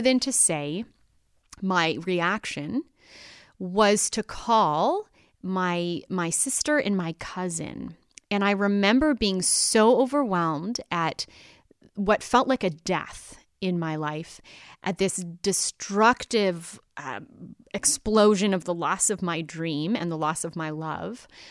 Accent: Canada; my own experience as a Canadian

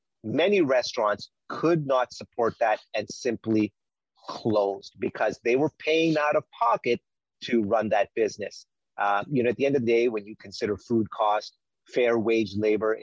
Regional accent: Winnipeg, Manitoba, Canada; I grew up in on Winnipeg Avenue and on McDermott. We used to have a small family restaurant there called India Gardens.

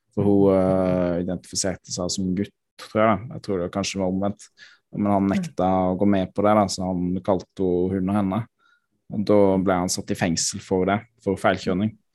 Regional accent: Froland, Agder, Norway; hjemkommunen min, i Froland

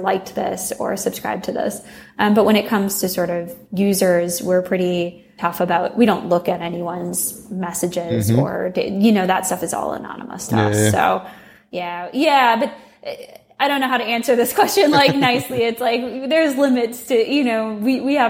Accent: Bloomington, Minnesota, United States; moved away as an adult; now in San Francisco Bay Area, United States; I grew up in Bloomington

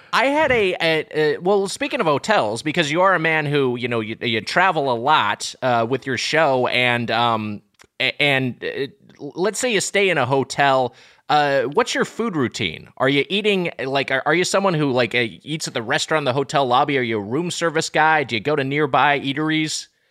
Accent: Long Beach, United States; I'm from Long Beach

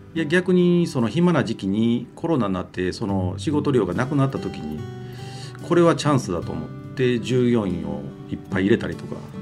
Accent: Osaka, Japan; moved away as an adult; now in Kobe, Japan; もともとは大阪府生まれで、神戸に住んだのはもうこの10年ぐらいです

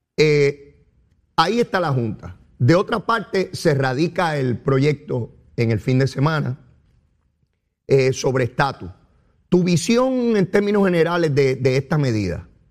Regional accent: Puerto Rico

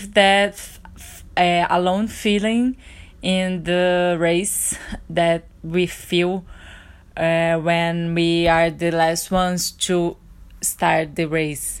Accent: Brazil; I'm from Brazil

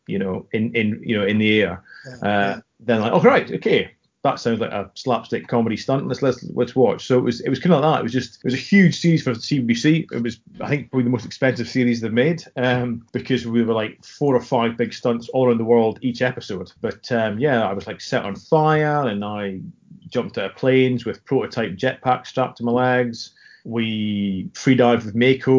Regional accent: Scotland, United Kingdom; accent: Scottish

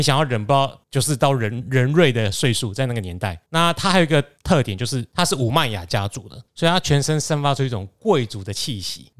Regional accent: Taiwan; 身为台湾人

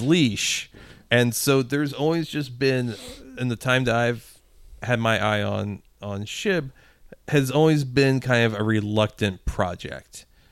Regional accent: Midwest, United States; we grew up in the Midwest

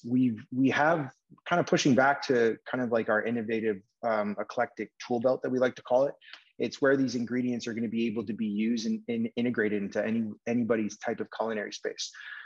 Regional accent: Vancouver, British Columbia, Canada; I'm born and raised in Vancouver

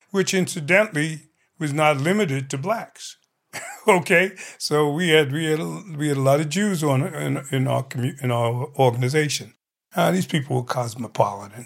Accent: New York City, New York, United States; me being a New Yorker, I'm familiar with the different communities in New York

